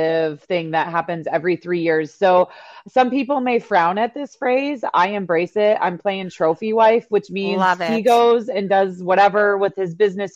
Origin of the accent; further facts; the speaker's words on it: Milwaukee, Wisconsin, United States; now in Wyoming, United States; I grew up in Milwaukee